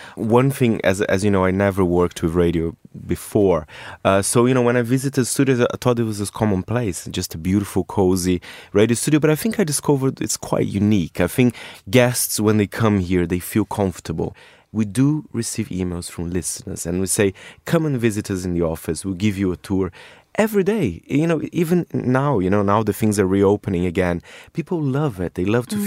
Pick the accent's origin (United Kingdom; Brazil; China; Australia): Brazil; moved away; I am from Brazil